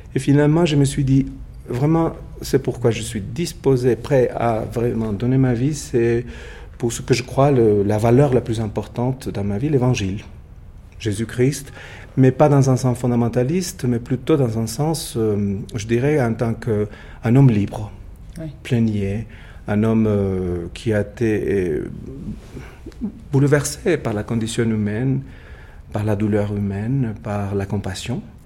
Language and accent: French; Puebla, Mexico; now in Mexico City, Mexico; je suis né à Puebla, dans le sud du pays, pas très loin de Mexico City, à 120 km